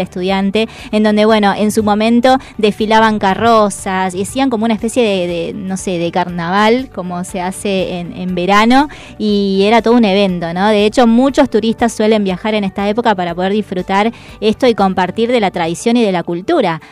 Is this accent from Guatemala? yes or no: no; Salta, Argentina; now in Buenos Aires, Argentina; yo soy salteña